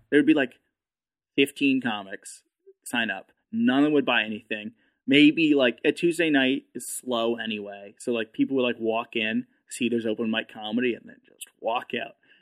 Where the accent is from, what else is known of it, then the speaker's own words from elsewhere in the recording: New Hampshire, United States; moved away as an adult; also born or lived in Manchester, New Hampshire; now in Austin, United States; I grew up in New Hampshire